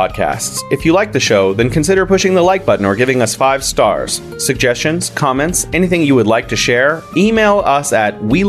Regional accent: California, United States; now in China; I'm from California

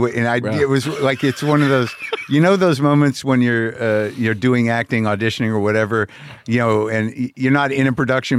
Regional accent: New Mexico, United States; moved away; also born or lived in Boston; Well, I grew up in New Mexico.

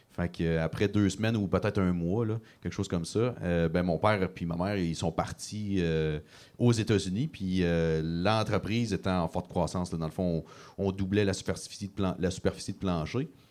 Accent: Gaspésie, Quebec, Canada; j'ai quitté la Gaspésie pour mes études à l'université

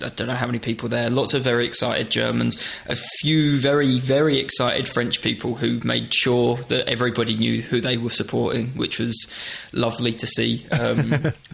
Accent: England, United Kingdom; as an Englishman

